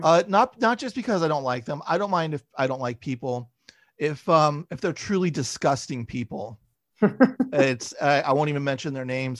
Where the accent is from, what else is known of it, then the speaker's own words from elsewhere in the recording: San Francisco Bay Area, California, United States; moved away as an adult; now in Los Angeles, United States; I grew up in the Bay Area